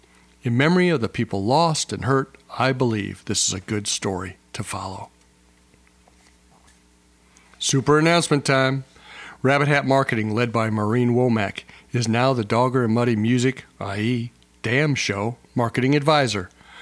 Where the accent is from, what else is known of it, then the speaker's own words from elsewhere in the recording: Midwest, United States; I'm from the Midwest